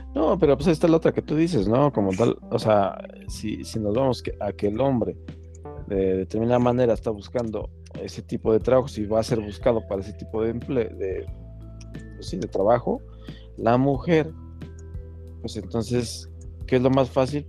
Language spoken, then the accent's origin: Spanish; Mexico; also born or lived in Tláhuac, Mexico City; Como mexicano